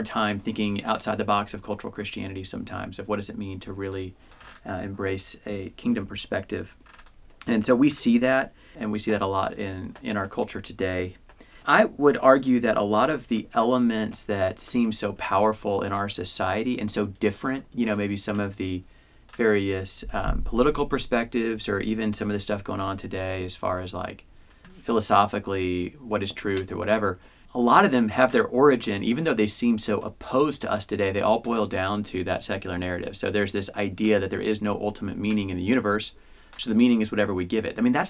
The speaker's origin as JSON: {"language": "English", "region": "Midwest", "country": "United States", "tie": "born or raised there", "said": "I grew up in the Midwest, so I'm stuck with that one."}